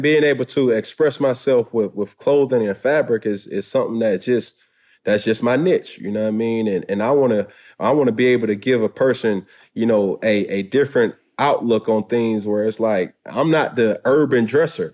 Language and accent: English; Atlanta, Georgia, United States; I'm from Atlanta, Georgia